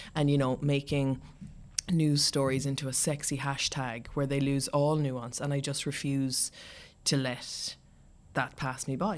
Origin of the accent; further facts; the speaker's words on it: Ireland; also born or lived in Munich, Germany / Castleknock, Ireland / Cork, Ireland; I was born in Germany. Um, my parents got divorced when I was young and we moved back to Ireland